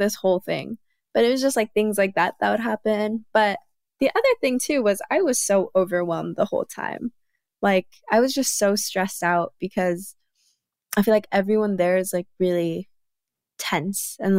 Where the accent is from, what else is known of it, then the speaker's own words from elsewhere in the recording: United States; me being Korean American